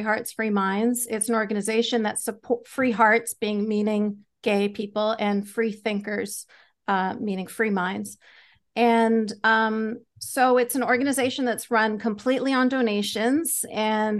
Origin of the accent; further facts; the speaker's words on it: Canada; I'm Canadian. Canada.